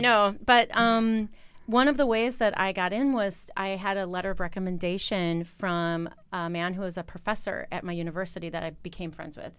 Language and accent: English; Wisconsin, United States; moved away as an adult; also born or lived in Los Angeles; now in Copenhagen, Denmark; I'm from Wisconsin